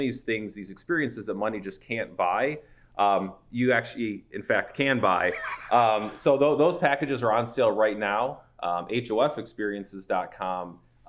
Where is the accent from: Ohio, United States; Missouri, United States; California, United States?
Ohio, United States; Cleveland; a Cleveland Browns fan myself, born and raised in Cleveland